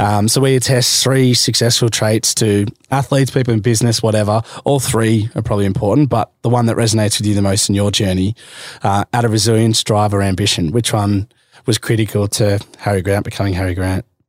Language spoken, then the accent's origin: English; Melbourne, Victoria, Australia; also born or lived in Queensland; growing up in Melbourne